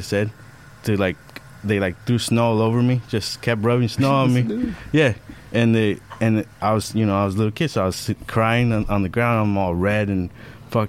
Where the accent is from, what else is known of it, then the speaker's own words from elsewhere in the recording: Prineville, Oregon, United States; moved away as an adult; also born or lived in California / Helena, Montana; now in Spokane, United States; in Central Oregon, when I grew up in Central Oregon